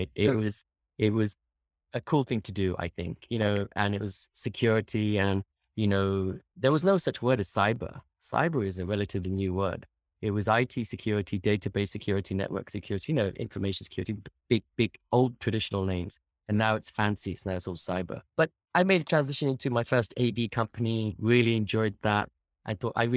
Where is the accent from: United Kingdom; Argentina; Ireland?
United Kingdom; moved away as an adult; also born or lived in London; now in Australia; being a British born Indian